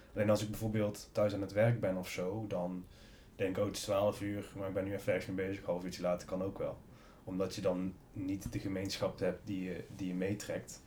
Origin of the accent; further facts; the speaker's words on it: North Brabant, Netherlands; moved away as an adult; in Brabant, waar ik iedereen kende, waar ik vandaan kom